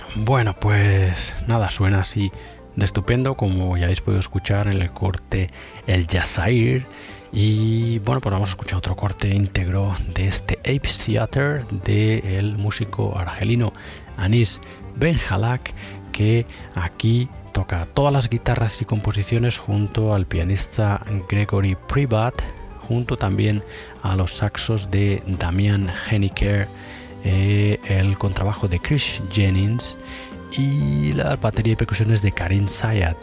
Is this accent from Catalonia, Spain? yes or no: no; Galicia, Spain; yo soy gallego.